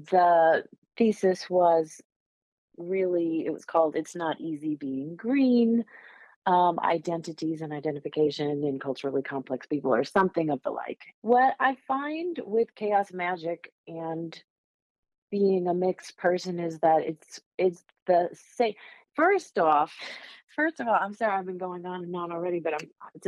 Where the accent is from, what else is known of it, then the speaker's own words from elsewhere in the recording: Northeast, United States; moved away; I grew up in the Northeast